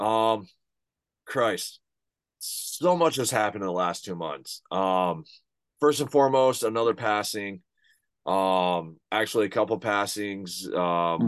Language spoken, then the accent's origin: English; United States; also born or lived in United Kingdom; I'm as an American